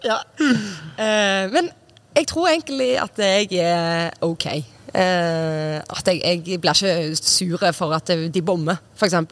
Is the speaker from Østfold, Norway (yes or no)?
no; Sola, Rogaland, Norway; moved away as an adult; also born or lived in Trondheim / Romania / North Macedonia / Denmark; jeg flytta eh, fra Sola eh, når jeg var 19